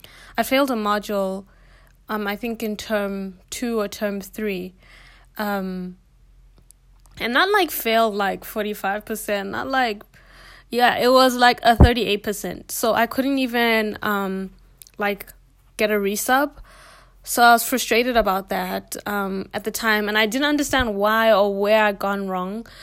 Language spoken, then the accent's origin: English; Botswana; moved away as an adult; now in South Africa; I don't come from South Africa. I'm actually from Botswana